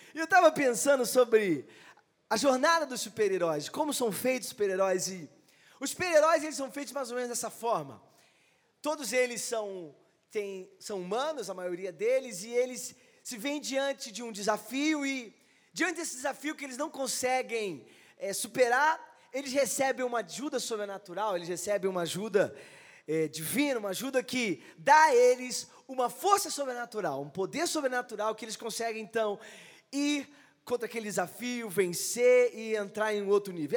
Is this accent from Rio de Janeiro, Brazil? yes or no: yes; Rio de Janeiro, Brazil; moved away as an adult; now in Osasco, Brazil; eu cresci no Rio, eu sou carioca